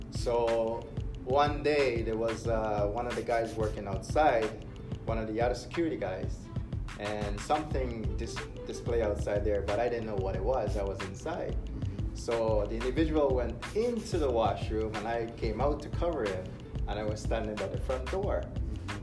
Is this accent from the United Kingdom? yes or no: no; Guyana; moved away; back in my country, I'll, I'll give you a little deeper uh, emphasis there. Like uh, I was born in Guyana